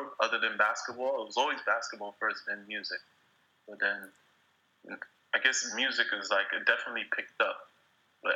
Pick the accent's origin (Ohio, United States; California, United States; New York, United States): New York, United States; New York City; also born or lived in Spain; I'm from New York